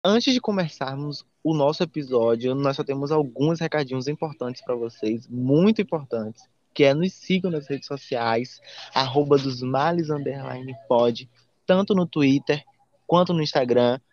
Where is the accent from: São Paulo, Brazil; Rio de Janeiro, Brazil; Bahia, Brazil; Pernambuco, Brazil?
Bahia, Brazil; Salvador; Nós somos de Salvador, somos da Bahia